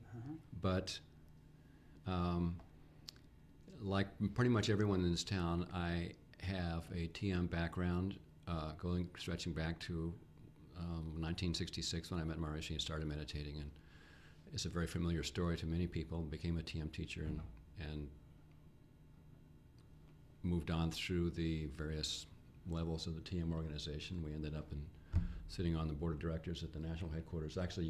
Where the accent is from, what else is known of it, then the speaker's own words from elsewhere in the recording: Los Angeles, California, United States; now in Fairfield, United States; I was originally born native Californian, yes.